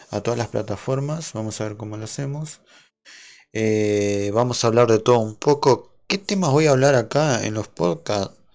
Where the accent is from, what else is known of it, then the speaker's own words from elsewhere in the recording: Argentina; aclaro que soy de Argentina eh, para el que no sepa dónde soy, soy de Argentina.